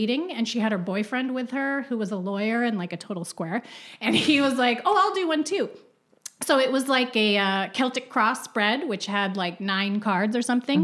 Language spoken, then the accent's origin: English; Ottawa, Ontario, Canada; We're both Canadian and I was born in Ottawa.